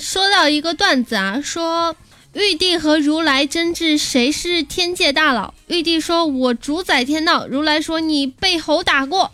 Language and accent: Chinese; China; 我们中国人